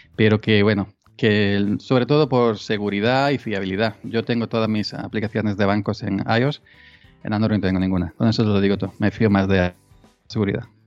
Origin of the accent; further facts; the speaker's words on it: Granada, Andalusia, Spain; also born or lived in Córdoba / Málaga; now in Córdoba province, Spain; Yo soy natural de Granada, eh, de un pueblecito de Granada